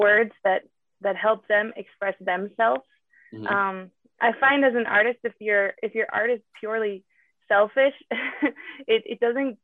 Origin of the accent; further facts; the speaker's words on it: Southern Utah, United States; also born or lived in Los Angeles, United States; I grew up here in Southern Utah